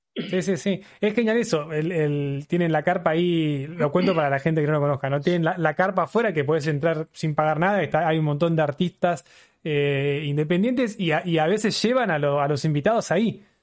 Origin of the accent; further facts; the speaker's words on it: Buenos Aires, Argentina; yo soy de Buenos Aires